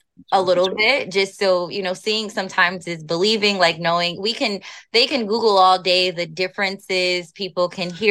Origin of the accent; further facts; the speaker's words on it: United States; I'm African American